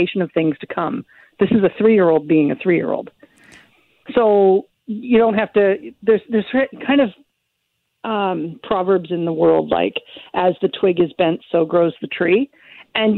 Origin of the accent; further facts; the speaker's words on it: Victoria, British Columbia, Canada; also born or lived in Vancouver; I grew up in Victoria. I'm in Vancouver now